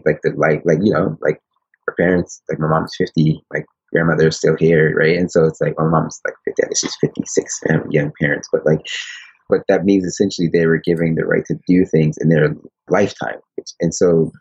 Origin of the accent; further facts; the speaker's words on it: Paterson, New Jersey, United States; moved away as an adult; now in Japan; growing up in Patterson and inner city